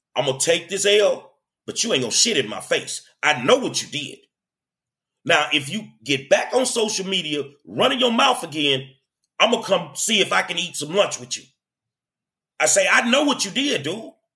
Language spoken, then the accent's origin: English; Houston, Texas, United States; I'm a lifelong Houstonian, man. I I grew up here